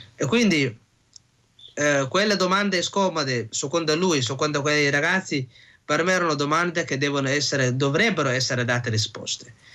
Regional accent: Somalia; now in Italy; rivedere i posti dove sono cresciuta, la mia infanzia

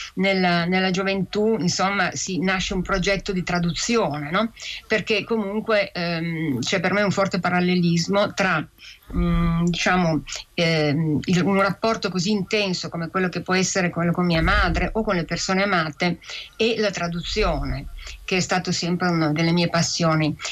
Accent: Piedmont, Italy; mia madre è cresciuta in una cultura e in una lingua, che era il nostro dialetto piemontese

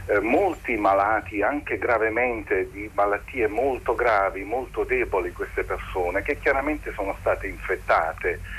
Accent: Naples, Campania, Italy; also born or lived in Lombardy; now in Pavia, Italy; io vivo in Lombardia pur essendo campano, napoletano

